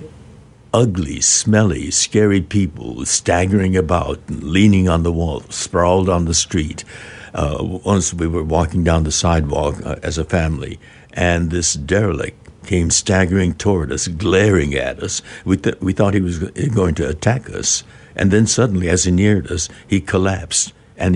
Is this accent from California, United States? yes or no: yes; Southern California, United States; also born or lived in Arkansas; We're from Southern California